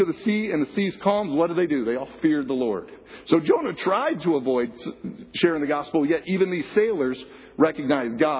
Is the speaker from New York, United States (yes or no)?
no; Flint, Michigan, United States; I grew up in Flint, Michigan, in a trailer park in Flint, Michigan